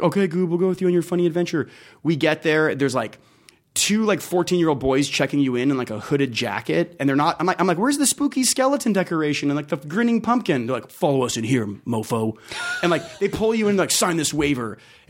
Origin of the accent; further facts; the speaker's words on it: Las Vegas, Nevada, United States; I'm from Las Vegas, born and raised.